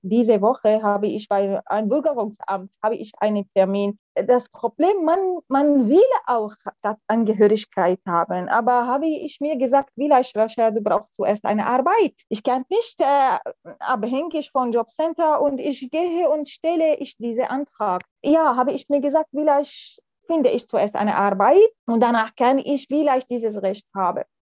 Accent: Syria; German is a second language; moved away as an adult; also born or lived in France; now in Germany; ich komme aus Syrien, ich bin hier in Deutschland seit mehr als sechs Jahren schon.

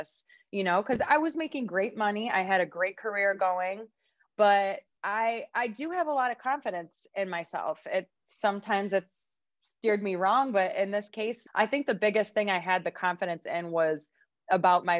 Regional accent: Rochester, New York, United States; I started working for another marketing company that's in my hometown, Rochester, New York.

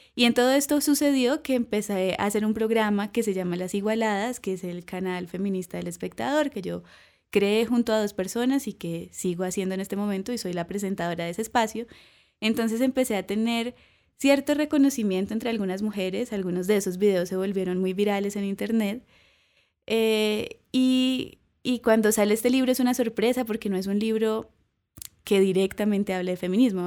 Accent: Cúcuta, Norte de Santander, Colombia; also born or lived in Chicago; porque somos de Cúcuta, ahí en toda la frontera con Venezuela

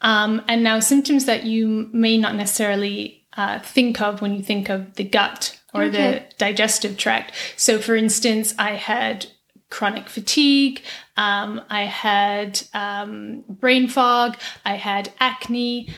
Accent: Aberdeen, Scotland, United Kingdom; moved away as an adult; also born or lived in England / Brussels; now in New York, United States; So not that you can tell by my accent, but I actually grew up in Aberdeen in Scotland. Mm-hmm. And then I went to uni in England, and then I moved to work in Brussels. And then from Brussels, I moved to New York.

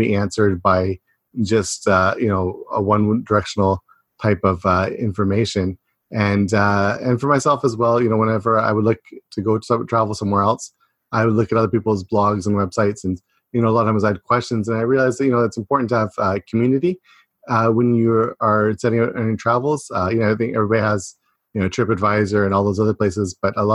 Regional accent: a small town about an hour from Toronto, Ontario, Canada; moved away as an adult; now in Japan; I'm from a small town about an hour away from Toronto, but in Canada, we let that pass as Toronto

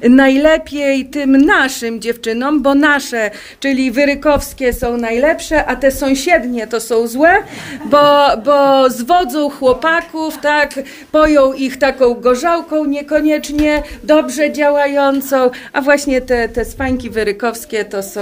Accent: Polesie, Lublin Voivodeship, Poland; u nas na Polesiu

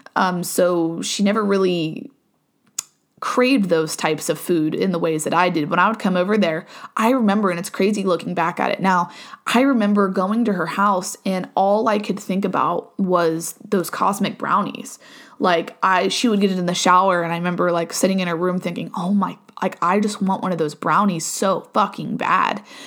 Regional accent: Ohio, United States; moved away as an adult; now in Virginia, United States; born and raised in Ohio, moved to Virginia, um, in twenty twenty-one.

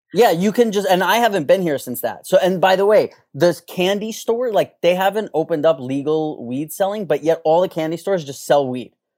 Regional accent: New York City, New York, United States; moved away; all of my friends I grew up, New York City

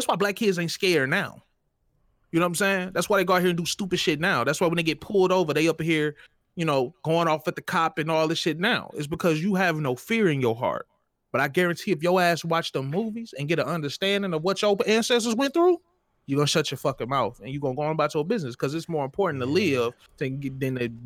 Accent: Mississippi, United States; moved away; also born or lived in Georgia; growing up in Mississippi

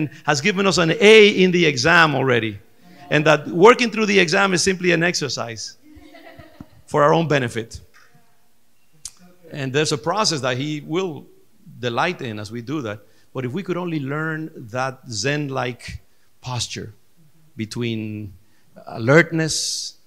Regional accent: Dominican Republic; I'm from the Dominican Republic, and our culture is very African based

